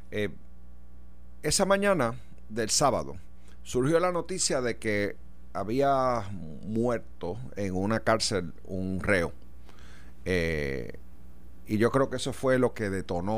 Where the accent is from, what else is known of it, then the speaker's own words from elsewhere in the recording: Puerto Rico; como puertorriqueño